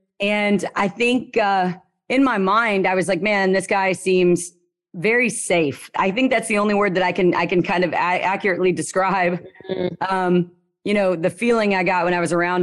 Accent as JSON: {"language": "English", "region": "Louisiana", "country": "United States", "said": "I'm from Louisiana. The accent I have is a lot lower and slower."}